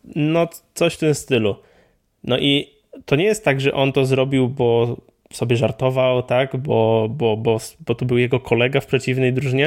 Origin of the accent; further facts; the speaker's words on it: Poland; ja tam mam wpisane, że jestem z Polski